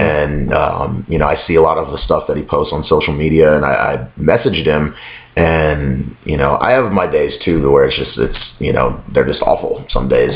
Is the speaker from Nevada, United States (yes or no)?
yes; Las Vegas, Nevada, United States; moved away as an adult; now in Chicago, United States; it's not so much that I'm from a small town because I grew up in Las Vegas.